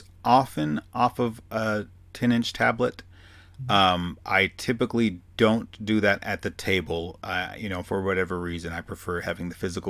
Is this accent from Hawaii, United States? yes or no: no; Arkansas, United States; accent: Southern; I got real Southern right there at the end there because I'm from Arkansas.